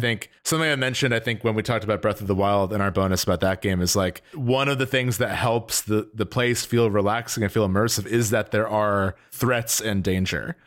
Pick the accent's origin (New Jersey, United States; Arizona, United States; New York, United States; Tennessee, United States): New Jersey, United States; I'm from, I'm from New Jersey